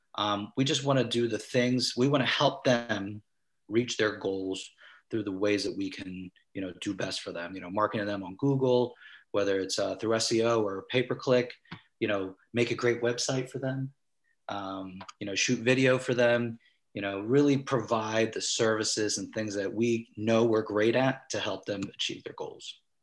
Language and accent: English; Vineland, New Jersey, United States; also born or lived in Mount Laurel, New Jersey / Cherry Hill, New Jersey / Philadelphia / California; I was born and raised in Vineland, New Jersey. I reside here right now